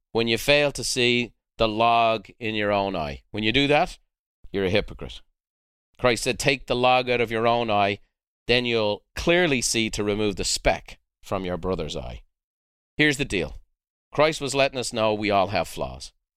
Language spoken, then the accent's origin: English; Dublin, Leinster, Ireland; moved away; I'm a white boy from the south side of Dublin